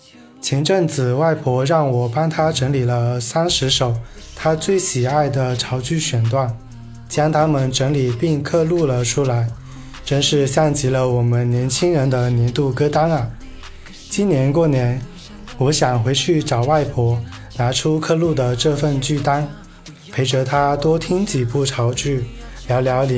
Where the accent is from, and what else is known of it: Shantou, Guangdong, China